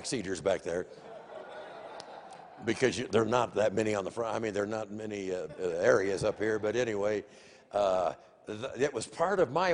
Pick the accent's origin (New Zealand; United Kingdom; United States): United States; Des Moines, Iowa; I grew up in Des Moines